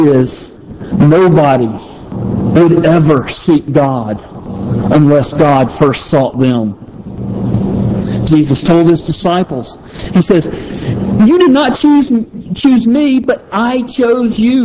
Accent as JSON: {"language": "English", "town": "Palmetto", "region": "Georgia", "country": "United States", "tie": "born or raised there", "said": "I grew up in this little small town of Palmetto, Georgia"}